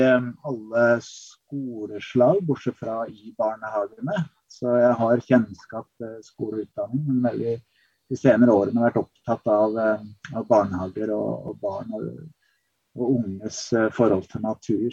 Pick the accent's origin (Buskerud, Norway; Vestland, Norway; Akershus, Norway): Buskerud, Norway; Kongsberg; moved away as an adult; also born or lived in Oregon, United States / Berkeley, California, United States; Jeg vokste opp på Kongsberg, eh, men dro som 18-åring til USA. Vært der i tolv år.